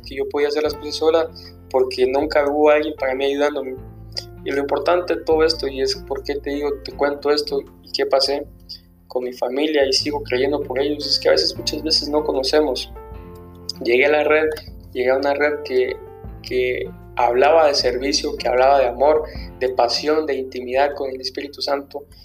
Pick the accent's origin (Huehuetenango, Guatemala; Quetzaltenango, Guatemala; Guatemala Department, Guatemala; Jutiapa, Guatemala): Guatemala Department, Guatemala; Villa Nueva; yo soy de Villanueva